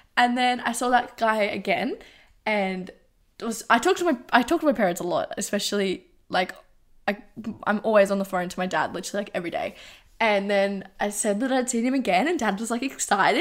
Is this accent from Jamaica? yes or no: no; Geelong, Victoria, Australia; I'm from Geelong.